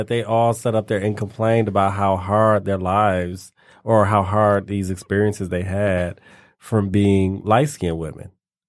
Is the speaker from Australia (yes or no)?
no; Canada; oh, yeah, it just really hurt my feelings because I'm Canadian.